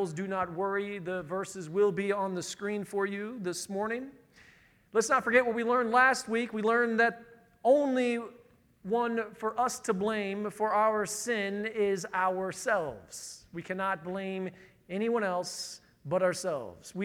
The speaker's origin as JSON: {"language": "English", "region": "Northern Indiana", "country": "United States", "said": "I'm from Northern Indiana"}